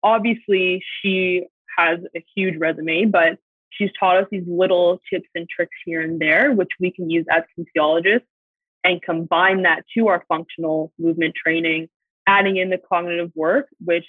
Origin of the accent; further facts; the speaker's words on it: Squamish, British Columbia, Canada; I'm actually one of the rare few that's born and raised in Squamish, as well as my parents. So we go way back.